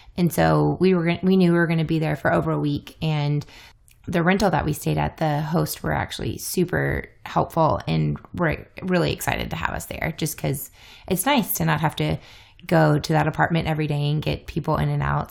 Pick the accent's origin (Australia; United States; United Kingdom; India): United States; the South; moved away; also born or lived in Iowa; I'm a Southerner